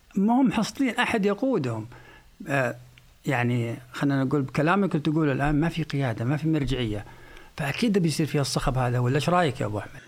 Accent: Saudi Arabia; احنا ك كسعوديين

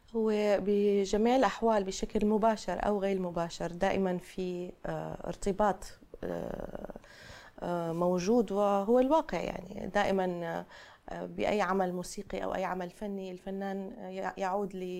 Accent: Damascus, Damascus Governorate, Syria; moved away as an adult; now in United States; دمشق احتضنتنا يعني اهلنا ومعارفنا

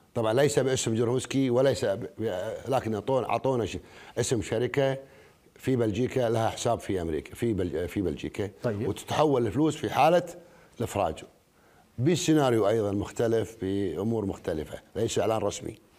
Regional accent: Kuwait; احنا ككويتيين

